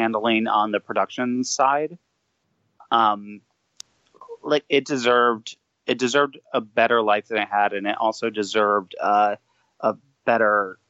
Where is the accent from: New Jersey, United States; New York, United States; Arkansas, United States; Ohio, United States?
New York, United States; Binghamton; I'm from Binghamton, New York, which is where she went to college.